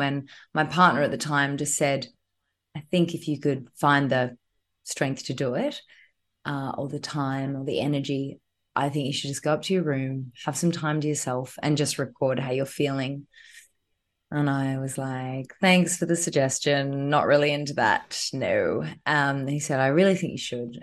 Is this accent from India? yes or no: no; Queensland, Australia; now in Sydney, Australia; I'm a Queenslander